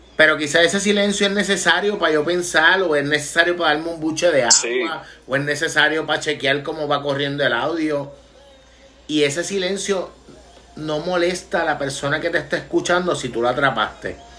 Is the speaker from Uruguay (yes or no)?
no; Vega Baja, Puerto Rico; mi pueblo en Vega Baja